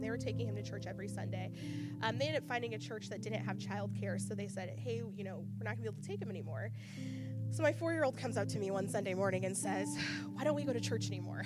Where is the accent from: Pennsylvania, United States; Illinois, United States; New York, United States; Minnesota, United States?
Illinois, United States; Charleston; moved away as an adult; also born or lived in Kentucky; I'm from Charleston, so I was going to go to Eastern